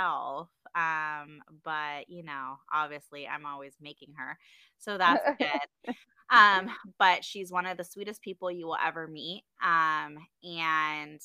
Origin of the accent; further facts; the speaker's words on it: Maui, Hawaii, United States; moved away as an adult; also born or lived in San Diego, California / Utah; now in North Carolina, United States; I am from Hawaii, Maui, Hawaii. And moved to San Diego when I was 18 to go to school